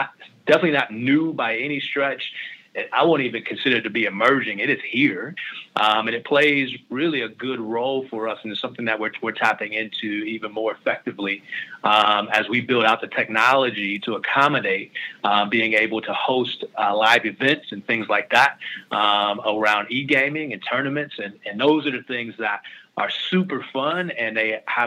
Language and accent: English; Canton, Ohio, United States; I'm from Ohio. I'm a kid from Canton, Ohio, Northeast Ohio